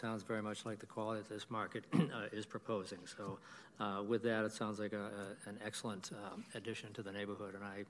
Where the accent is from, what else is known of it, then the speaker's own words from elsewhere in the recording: Massachusetts, United States; moved away; I grew up in Massachusetts. My parents owned a small market in a small town in Massachusetts